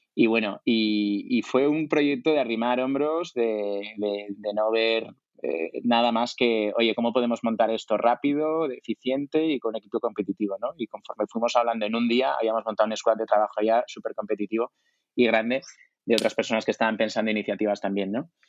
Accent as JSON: {"language": "Spanish", "town": "Zaragoza", "region": "Aragon", "country": "Spain", "also_born_or_lived": "France / Italy / New York", "moved": "yes", "said": "soy de Zaragoza"}